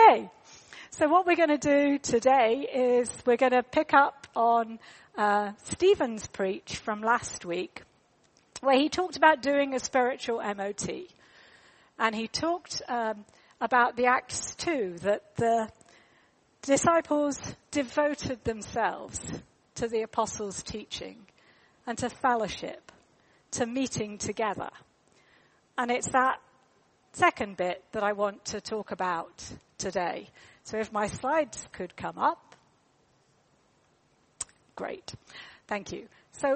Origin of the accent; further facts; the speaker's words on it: United Kingdom; We're British